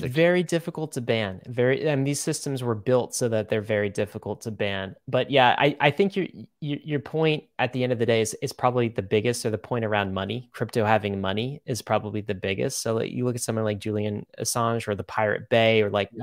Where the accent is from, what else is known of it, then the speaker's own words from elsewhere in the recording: Canada; I was born in Canada